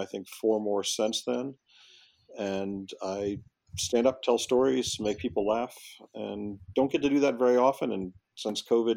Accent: Florida, United States; Ninth grade, where I grew up in Florida, was still middle school.

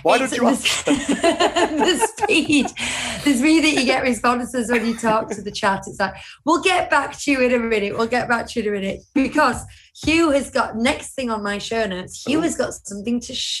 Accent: United Kingdom; as British people

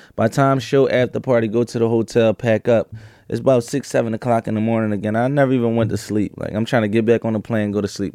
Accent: Philadelphia, Pennsylvania, United States; I grew up in Philadelphia, uh, North Philadelphia in the beginning of my life, and I would say South Philadelphia, uh, probably from, uh, fourteen years old on out

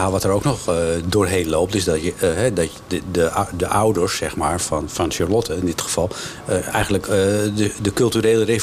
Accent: Netherlands; ik ben natuurlijk al als Nederlander ook heel vaak naar de Chinees geweest.

